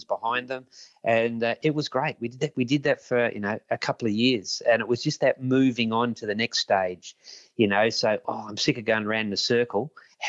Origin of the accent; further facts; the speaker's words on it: Ashwood, Victoria, Australia; I grew up in Ashwood, which is quite close to Jordanville, Mount Waverley, around that area